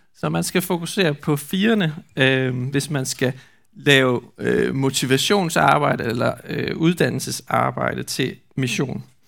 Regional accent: Skjern, Central Denmark Region, Denmark; hvor jeg kommer fra i Skjern

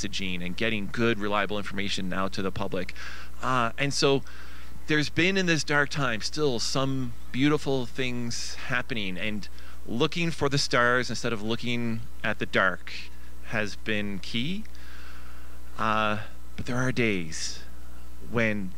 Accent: Newfoundland and Labrador, Canada; I'm from Newfoundland

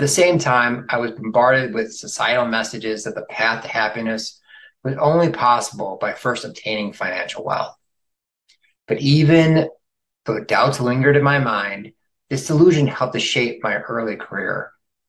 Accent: outside of Chicago, Illinois, United States; moved away as an adult; also born or lived in Boston / South Florida; now in Chapel Hill, United States; I grew up outside of Chicago

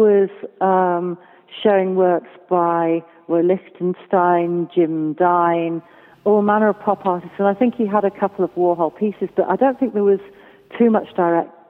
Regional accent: Wales, United Kingdom; a Welsh woman

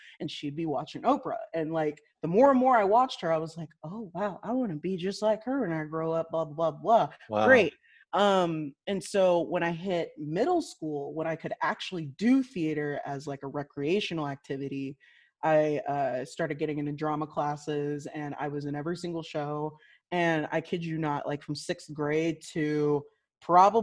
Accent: Liberty, Missouri, United States; I was born and raised in the Kansas City area, specifically Liberty, which is a suburb of Kansas City. And I haven't been I haven't lived anywhere else

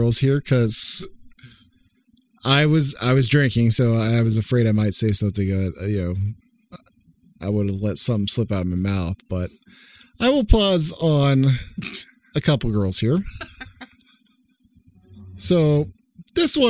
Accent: Oklahoma, United States; accent: country accent from Oklahoma; moved away as an adult; now in Ohio, United States; I was raised in Oklahoma, and according to our manners and way of living, somebody's talking, you let them finish, and then you can speak.

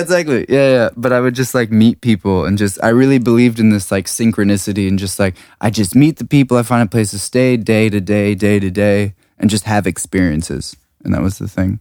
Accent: Washington, District of Columbia, United States; moved away as an adult; also born or lived in California / Prague / London; now in Berlin, Germany; I grew up on the East Coast

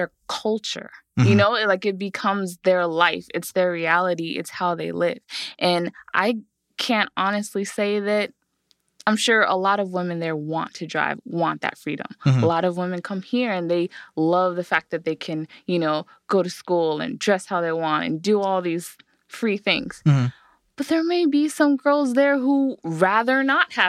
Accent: United States; as an American woman

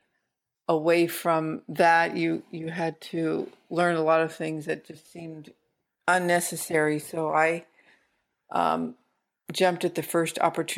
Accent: San Francisco, California, United States; moved away as an adult; now in Humboldt County, United States; I grew up in San Francisco and I moved up here. In the late 70s

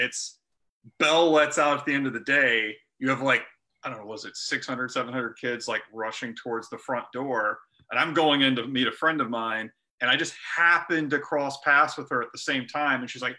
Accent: Martinsville, Virginia, United States; So I lived, I was originally from Martinsville.

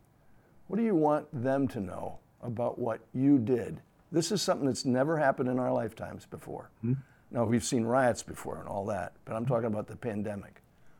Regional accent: San Antonio, Texas, United States; born there; because I was born in San Antonio when my dad was off in World War II, San Antonio at Fort Sam.

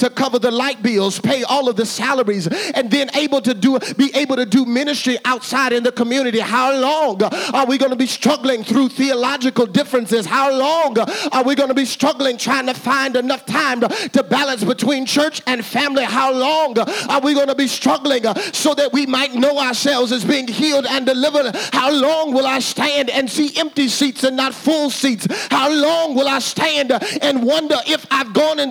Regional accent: Little Rock, Arkansas, United States; I grew up in Arkansas. I grew up in Arkansas, in Little Rock, Arkansas.

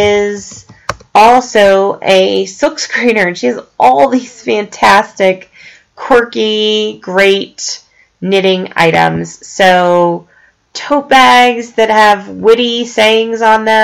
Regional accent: Longmont, Colorado, United States; here in my hometown of Longmont, Colorado

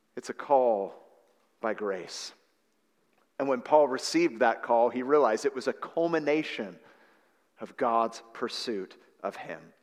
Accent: San Francisco Bay Area, California, United States; I was raised in the San Francisco Bay Area

